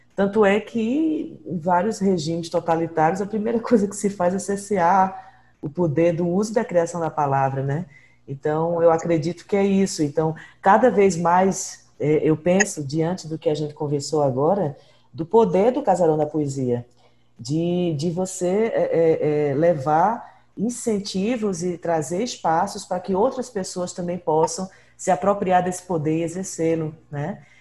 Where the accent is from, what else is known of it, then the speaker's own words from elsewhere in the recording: Pernambuco, Brazil; also born or lived in Ceará; eu sou é, nascida no Ceará, me criei em Pernambuco